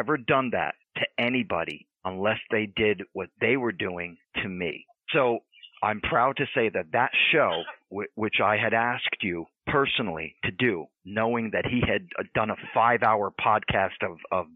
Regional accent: United States; I'm Italian American

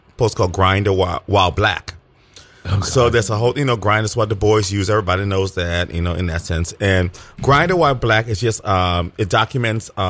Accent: Liberia; now in United States; when I was a baby, we went back and I was actually raised in Liberia.

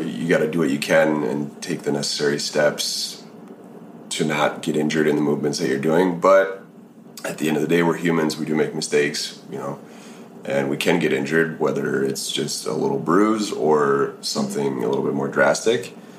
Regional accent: Minnesota, United States; I'm from from Minnesota

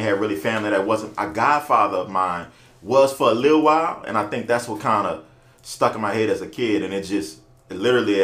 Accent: New Orleans, Louisiana, United States; born and raised in New Orleans, went to pretty much Catholic school

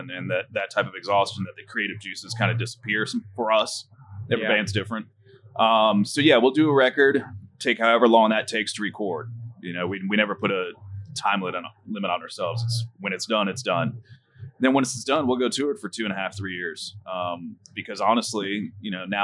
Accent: Florida, United States; I'm from Florida

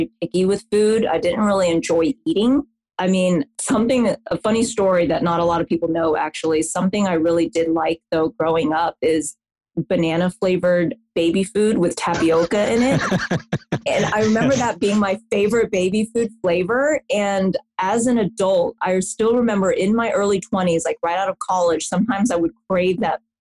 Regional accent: the South, United States; I'm from the South in the US

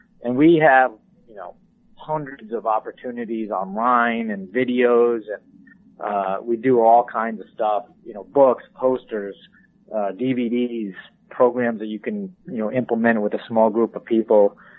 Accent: Northeast, United States; So I grew up in the Northeast, and I live and work out of my home in New York State, and grew up, like many QDMA employees, as a deer hunter.

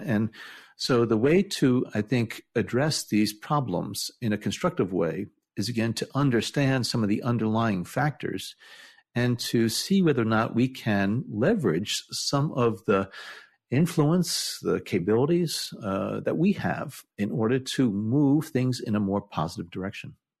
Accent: New Jersey, United States; growing up in New Jersey

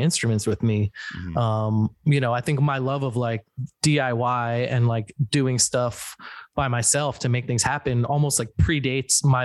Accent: New Jersey, United States; We're all from New Jersey, born and raised in Jersey

